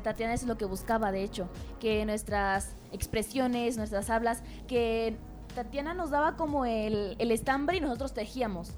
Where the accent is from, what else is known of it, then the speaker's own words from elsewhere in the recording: Tolimán, Querétaro, Mexico; soy de Tolimán, de Tolimán Querétaro.